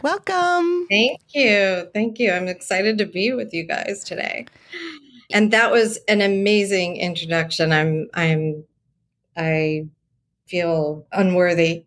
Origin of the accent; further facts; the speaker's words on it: San Diego, California, United States; Born and raised in San Diego